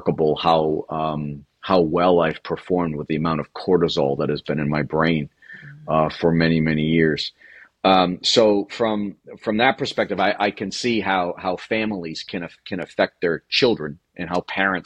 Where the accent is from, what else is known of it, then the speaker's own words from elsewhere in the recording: Ireland; being an Irish person